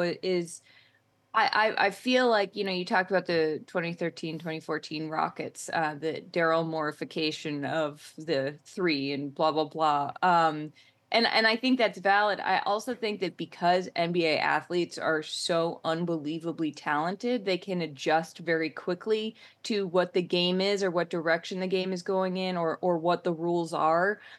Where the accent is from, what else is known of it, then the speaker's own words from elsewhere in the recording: Boston, Massachusetts, United States; I'm from Boston